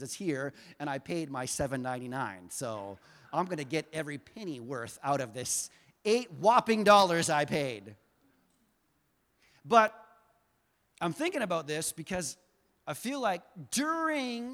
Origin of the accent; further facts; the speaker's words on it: the South, United States; moved away; I grew up in the South